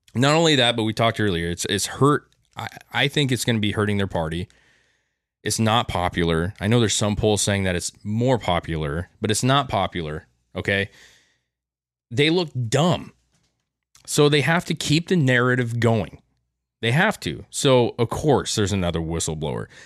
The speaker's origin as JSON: {"language": "English", "country": "United States", "said": "we as American citizens"}